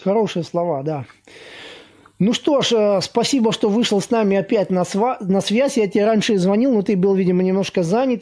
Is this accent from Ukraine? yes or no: no; Latvia; я из Латвии сам